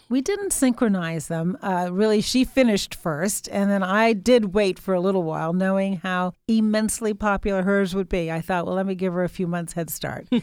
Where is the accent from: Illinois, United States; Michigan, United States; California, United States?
Illinois, United States; Chicago; also born or lived in England; when we returned to Chicago